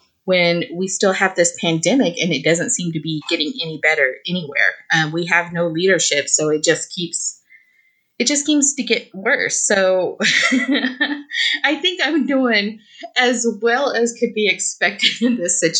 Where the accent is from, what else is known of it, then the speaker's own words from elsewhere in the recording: Oklahoma, United States; moved away as an adult; also born or lived in New Mexico; now in Los Angeles, United States; I was born and raised in Oklahoma.